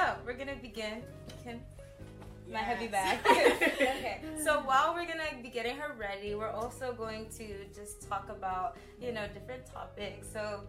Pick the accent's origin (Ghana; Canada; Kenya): Ghana; moved away as an adult; I went to school in Ghana. I went to high school in Ghana.